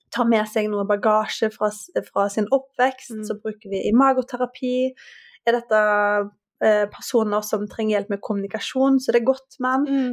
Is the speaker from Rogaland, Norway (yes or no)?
yes; Haugesund, Rogaland, Norway; moved away as an adult; now in Oslo, Norway; fra Haugesund